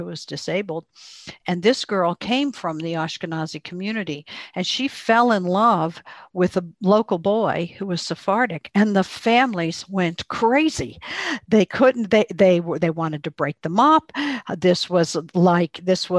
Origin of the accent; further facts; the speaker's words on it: Pittsburgh, Pennsylvania, United States; I'm from Pittsburgh